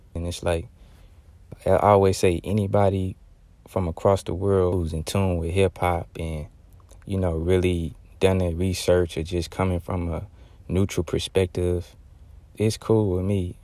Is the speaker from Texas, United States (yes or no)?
yes; Texas, United States; Texas related, because, uh, this is, uh, my home state